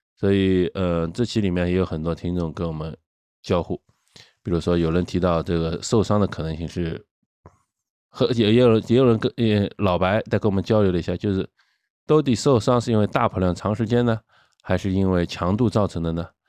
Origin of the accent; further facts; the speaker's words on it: China; 我们中国人